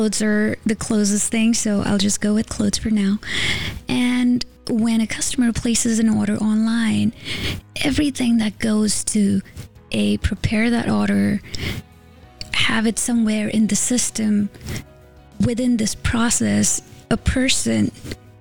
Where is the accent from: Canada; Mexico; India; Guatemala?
India; moved away as an adult; now in United States; I grew up in India with a degree in engineering